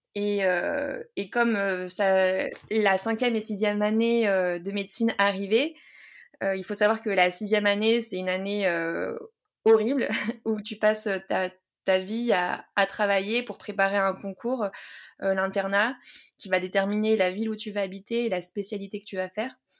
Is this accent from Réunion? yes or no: yes; Saint-Pierre, Réunion; je suis née à La Réunion, à Saint-Pierre